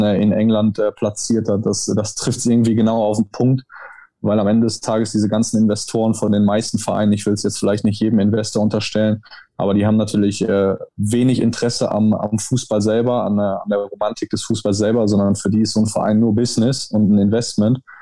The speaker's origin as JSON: {"language": "German", "country": "Germany", "moved": "yes", "lives_now": "Italy", "said": "ich bin Deutscher"}